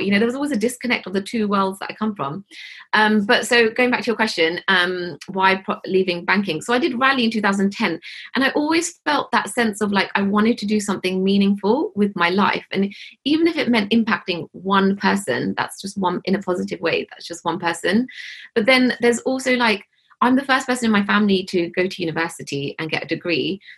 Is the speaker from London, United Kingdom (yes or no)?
yes; Hounslow, London, United Kingdom; I grew up in Hounslow in West London